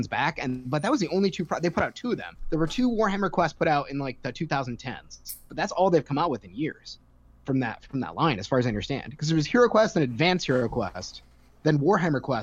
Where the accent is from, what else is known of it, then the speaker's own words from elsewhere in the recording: New York, United States; now in Raleigh, United States; I'm a New Yorker. I don't know if it's obvious from my voice, but I'm not native to Raleigh